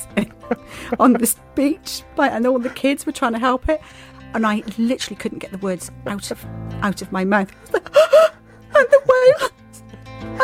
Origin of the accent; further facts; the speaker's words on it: Swansea, Wales, United Kingdom; Swansea, my hometown